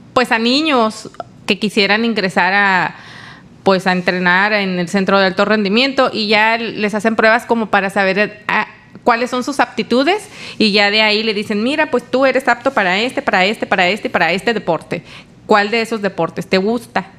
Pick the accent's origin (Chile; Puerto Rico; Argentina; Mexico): Mexico; Tijuana, Baja California; also born or lived in Mérida; Yo soy aquí de, yo nací en Tijuana